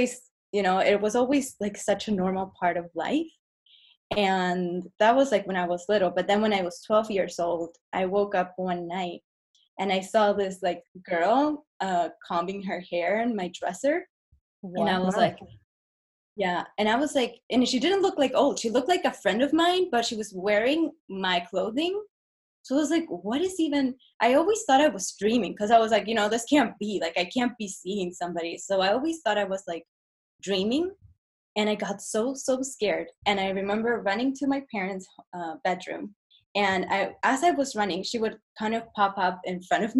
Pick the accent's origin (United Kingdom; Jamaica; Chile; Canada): Chile; English is a second language; moved away as an adult; now in Los Angeles, United States; So I grew up in Chile, and I actually lived in LA for 2 years when I was 8 to 10 years old.